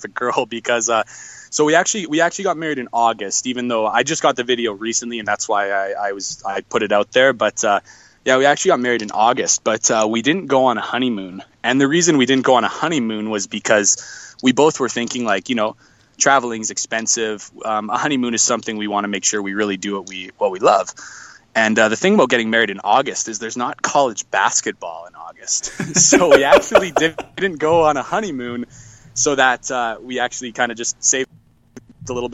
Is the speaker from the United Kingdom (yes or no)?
no; northwestern Canada, Canada; I live in Canada. I'm a Canadian. I live in northwestern Canada